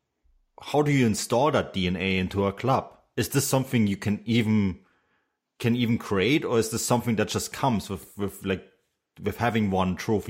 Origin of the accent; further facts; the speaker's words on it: Munich, Bavaria, Germany; growing up in Munich and being from Munich